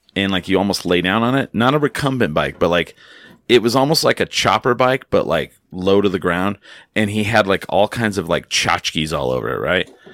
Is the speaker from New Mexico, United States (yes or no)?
yes; Clovis, New Mexico, United States; I grew up in a town, I grew up in Clovis, New Mexico